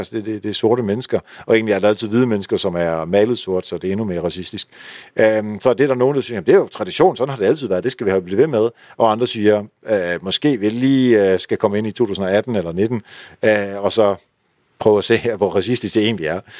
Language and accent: Danish; Netherlands; now in Denmark; nu kommer jeg jo fra Holland